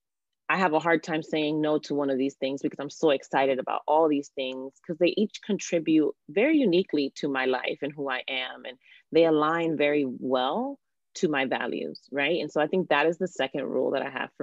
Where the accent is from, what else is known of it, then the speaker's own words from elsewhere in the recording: Miami, Florida, United States; now in New Jersey, United States; I am originally from Miami, Florida, and now live in New Jersey